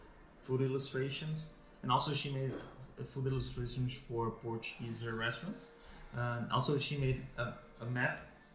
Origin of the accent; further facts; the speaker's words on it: Taiwan; English is a second language; I'm from Taiwan.